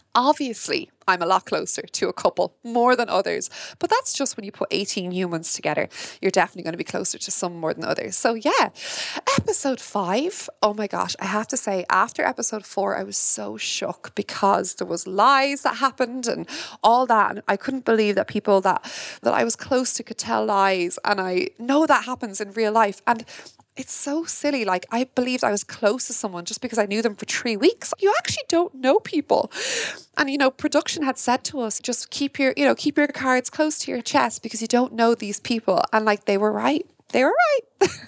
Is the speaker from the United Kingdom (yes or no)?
no; Ireland; me as an Irish woman